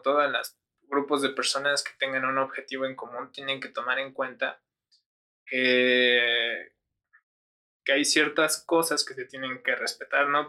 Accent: San Mateo Zacatipa, State of Mexico, Mexico; yo que soy de San Mateo Zacatipa no tengo las mismas necesidades que las del centro de Toluca

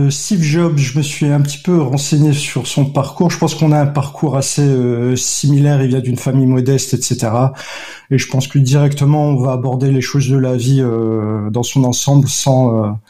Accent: Algeria; moi, je suis algérienne.

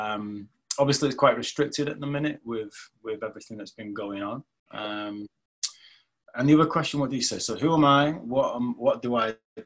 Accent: United Kingdom; I grew up like a lot of young men in Women's Shore, because I come from Women's Shore.

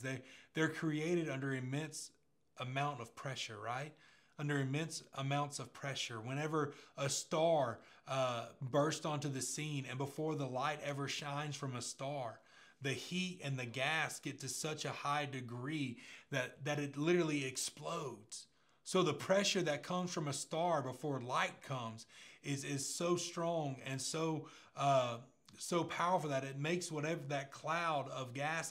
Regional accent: Pace, Florida, United States; I remember growing up in Pace and the area I grew up in, everybody wanted a truck at 16, right? We were just a bunch of country kids

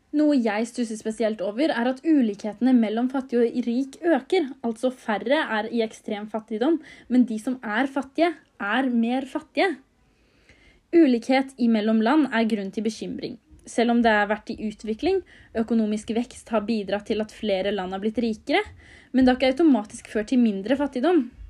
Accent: Norway; vi som sitter her hjemme i Norge

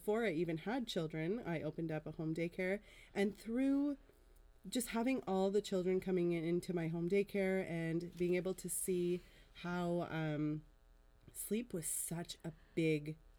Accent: Ottawa, Ontario, Canada; I am from Ottawa

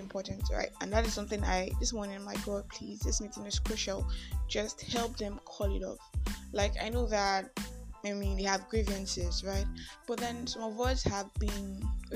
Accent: Nigeria; I am that Nigerian Christian

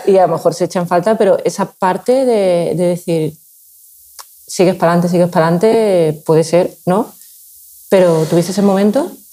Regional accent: Seville, Andalusia, Spain; now in Valencia, Spain; soy de Sevilla y es verdad que mi padre de pequeña me llevaba al, equipo que había allí

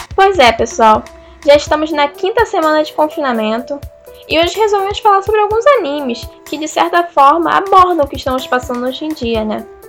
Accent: Brazil; eu sou brasileira

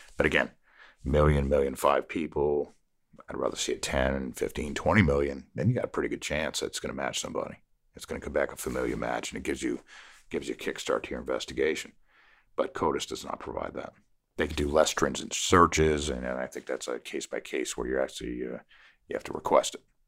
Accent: Connecticut, United States; moved away as an adult; also born or lived in Savannah, Georgia; now in Beaufort County, South Carolina, United States; I'm originally from Connecticut.

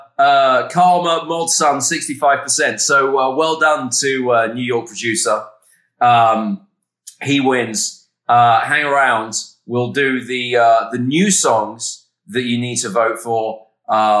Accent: Essex, East of England, United Kingdom; moved away as an adult; also born or lived in London; now in United States; I grew up in Essex, which is just outside of London. And then I lived in London from the age of 19 until I moved

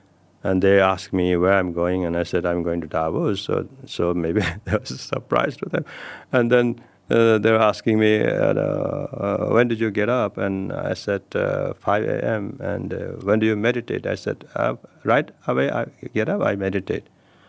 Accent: Nepal; Yes, and I come from Himalayas. Yeah. I come from Nepal.

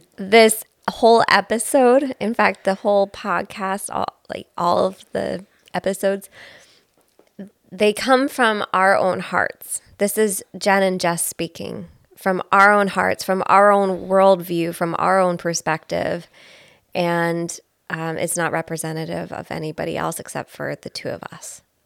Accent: Belleville, Ontario, Canada; moved away; I'm from Belleville originally

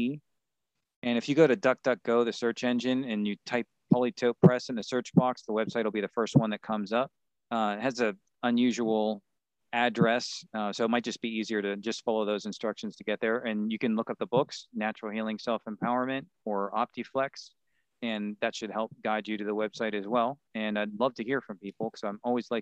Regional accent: Pittsburgh, Pennsylvania, United States; I grew up in Pittsburgh

